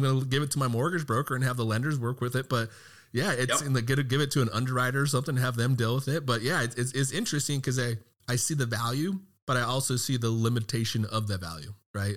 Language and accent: English; Texas, United States; I'm from Texas